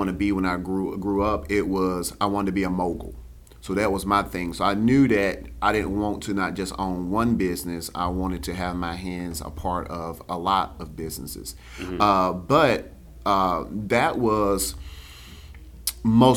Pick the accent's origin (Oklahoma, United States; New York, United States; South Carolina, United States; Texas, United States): South Carolina, United States; Spartanburg; I'm from Spartanburg